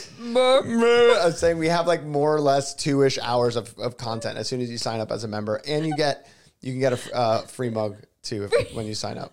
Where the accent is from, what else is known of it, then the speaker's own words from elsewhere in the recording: South Florida, United States; also born or lived in Los Angeles; now in Nashville, United States; Me growing up in Florida